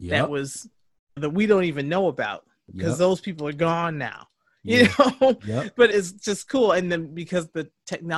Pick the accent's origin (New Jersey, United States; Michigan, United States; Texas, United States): Michigan, United States; Detroit; moved away as an adult; also born or lived in Lansing, Michigan / New York; we are from Detroit